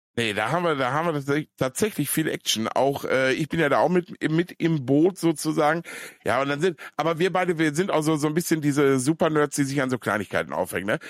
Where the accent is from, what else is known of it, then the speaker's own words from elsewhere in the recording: Ruhr area, North Rhine-Westphalia, Germany; ich komme ja aus dem Pott